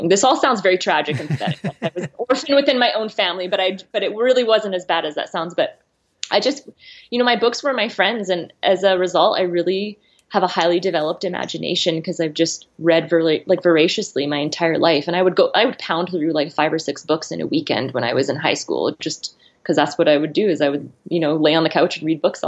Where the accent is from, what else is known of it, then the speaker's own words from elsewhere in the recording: Saskatchewan, Canada; also born or lived in Arizona / New Zealand; now in Idaho, United States; I'm from the Great Northern Plains. I'm from Saskatchewan.